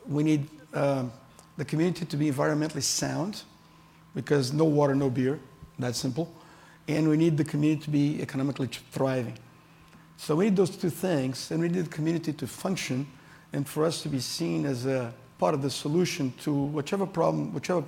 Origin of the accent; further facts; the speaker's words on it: Brazil; I'm from Brazil. I'm Brazilian